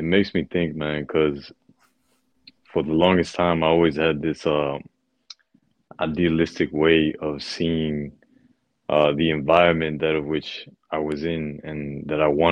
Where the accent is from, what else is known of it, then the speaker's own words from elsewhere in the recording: Puerto Rico; moved away; also born or lived in Thailand; my home country, Puerto Rico